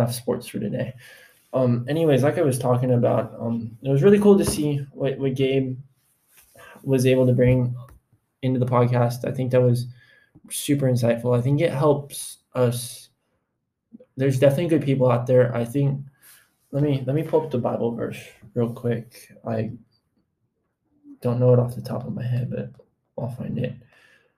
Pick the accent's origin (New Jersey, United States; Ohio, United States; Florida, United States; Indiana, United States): Florida, United States; now in Texas, United States; I was born in Florida